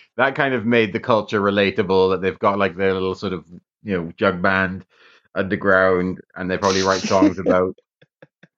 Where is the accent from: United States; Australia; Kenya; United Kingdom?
United Kingdom; we're British